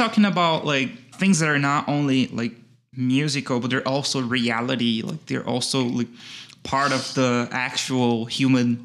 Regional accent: Brazil; I'm from Brazil and Brazil is a very large country

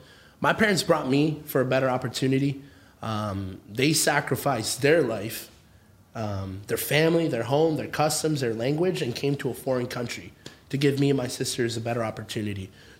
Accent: Akron, Ohio, United States; born or raised there; English is a second language; also born or lived in Orange County, California

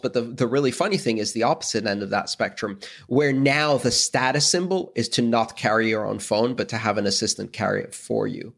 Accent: Greece; I come from Greece

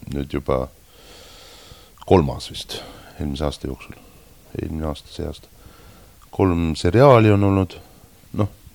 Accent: Estonia; moved away as an adult; now in Japan; mina olen sealt pärit

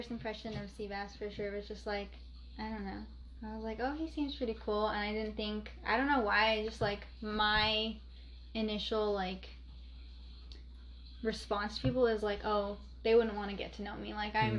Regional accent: Albuquerque, New Mexico, United States; Yeah, there's a lot, like I feel like a lot of New Mexico's crackhead city. But I don't know. That's weird. It's a weird town. I think especially like where I'm from

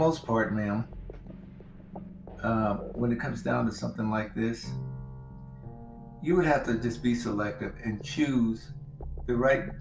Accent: Mississippi, United States; I grew up in Mississippi where they didn't have HOAs

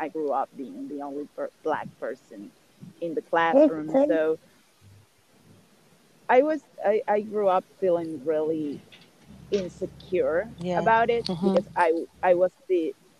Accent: Uruguay; You know, as I grew up in Uruguay, most of the people here are white. So I basically went to, I was the only black person in the classroom. I grew up being the only black person in the classroom.

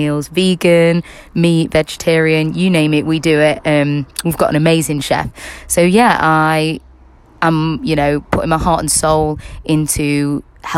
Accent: Kirkby in Ashfield, East Midlands, United Kingdom; I was born and bred in Kirkby in Ashfield, and that's, if you don't know where Kirkby in Ashfield is, it's in Nottinghamshire, England.

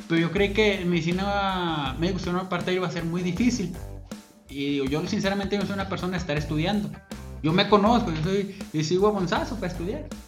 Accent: Ciudad Guzmán, Jalisco, Mexico; Voy a estudiar medicina veterinaria, porque hay aquí, donde yo soy, aquí de Guzmán y este, me gusta el campo.

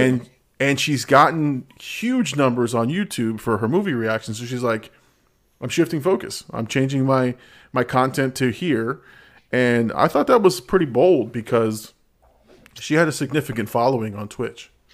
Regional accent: Peru; I'm from Peru. I claim the Peruvian set

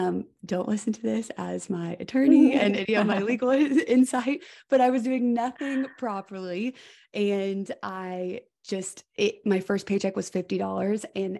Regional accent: Georgia, United States; It is so nice for people to say, where are you from? Immediately I can go into, you know, being from Georgia, moved mm-hmm. here.

